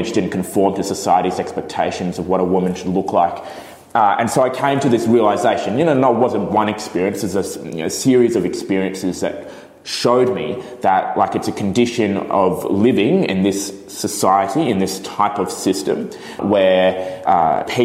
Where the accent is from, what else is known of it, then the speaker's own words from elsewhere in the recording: Brisbane, Queensland, Australia; also born or lived in Bangalore, India; now in Melbourne, Australia; my mother's Chinese, my dad's Italian, and I was born in Brisbane